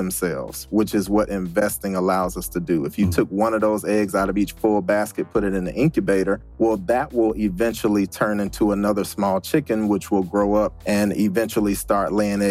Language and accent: English; Atlanta, Georgia, United States; I'm born and raised in Atlanta, Georgia